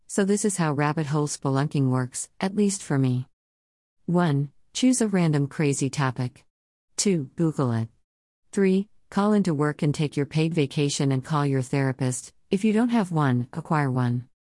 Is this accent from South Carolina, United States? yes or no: yes; South Carolina, United States; I'm from South Carolina. The heart of it, actually, the hottest place on earth, allegedly, and growing up there